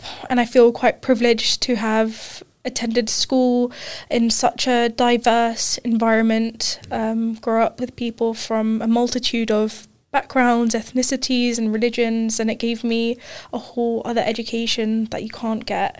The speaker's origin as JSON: {"language": "English", "country": "Qatar", "tie": "born or raised there", "said": "Yeah, so I grew up in Qatar. I moved there when I was six. Grew up there, did primary and secondary school there"}